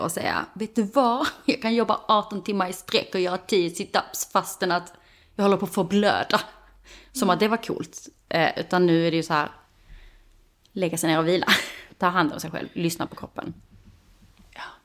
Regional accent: Skåne, Sweden; moved away as an adult; also born or lived in Stockholm; now in Höllviken, Sweden; Jag kommer ju från Skåne men, vi, men inte från Höllviken.

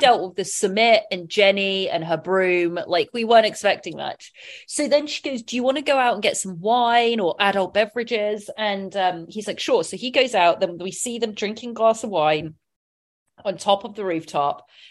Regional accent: England, United Kingdom; I'm English

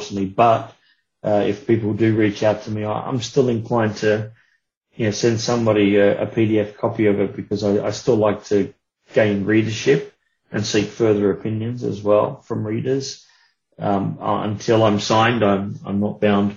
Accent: Australia; being of Australian origin

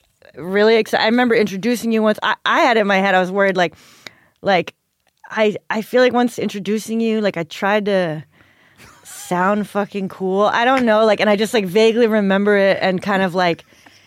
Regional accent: New York, United States; In New York suburbs, like Westchester.

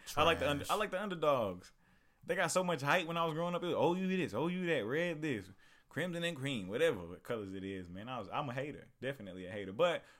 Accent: Oklahoma, United States; Yeah, especially I'm from Oklahoma

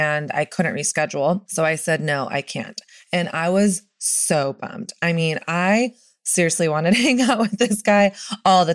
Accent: the South, United States; I'm from the South and I learned from Southern culture

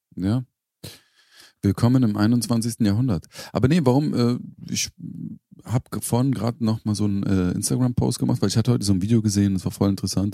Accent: Berlin, Germany; also born or lived in Charlottenburg, Berlin; da, wo ich aufgewachsen bin. Bis ich ins feine Charlottenburg gezogen bin, äh, in Schöneberg

